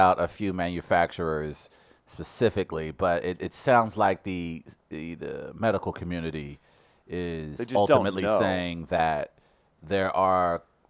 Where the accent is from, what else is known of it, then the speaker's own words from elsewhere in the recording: New York, United States; moved away; As a New Yorker